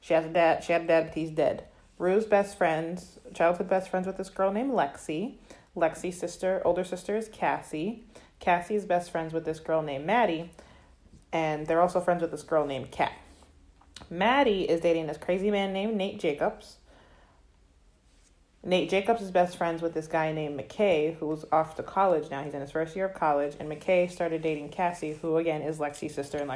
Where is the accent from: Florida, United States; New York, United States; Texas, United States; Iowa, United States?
Florida, United States; I'm from Florida